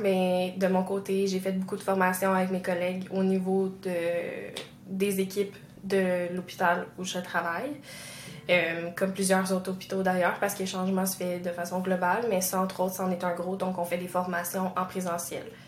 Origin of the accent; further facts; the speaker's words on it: Quebec, Canada; chez nous au Québec